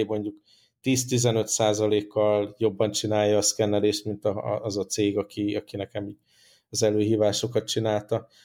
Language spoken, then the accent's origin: Hungarian; Hungary; accent: strong Hungarian; az én erős magyar akcentusom